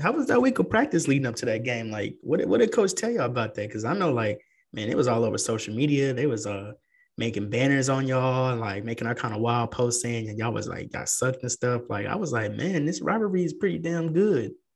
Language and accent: English; San Antonio, Texas, United States; now in Dallas-Fort Worth, United States; I come from San Antonio. I grew up there, and then coming up here, man, it was a huge culture shock.